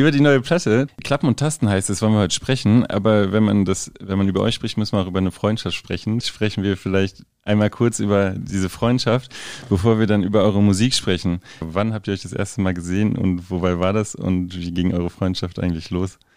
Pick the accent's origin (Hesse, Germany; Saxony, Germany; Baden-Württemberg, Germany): Saxony, Germany; Zwickau; now in Leipzig, Germany; Zwickau ist meine Heimatstadt. Okay, Leipzig ist für mich mein Zuhause.